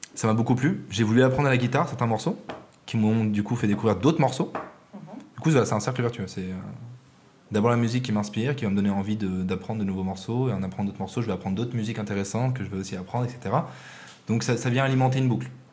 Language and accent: French; France; je suis français